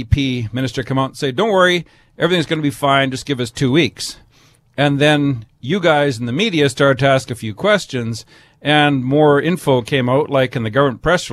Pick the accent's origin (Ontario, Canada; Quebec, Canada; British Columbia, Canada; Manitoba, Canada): British Columbia, Canada; we as British Columbians